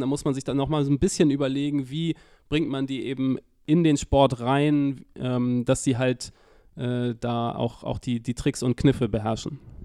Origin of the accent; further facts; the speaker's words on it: Hamburg, Germany; Ich bin tatsächlich gebürtiger Hamburger